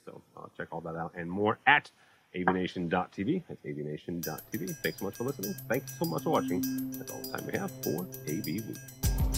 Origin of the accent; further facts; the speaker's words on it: St. Louis, Missouri, United States; I'm from St. Louis.